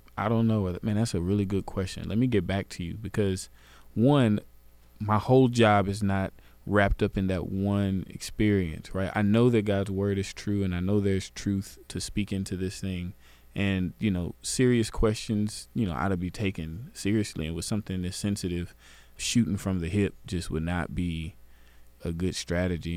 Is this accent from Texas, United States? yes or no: yes; Garland, Texas, United States; I grew up in Garland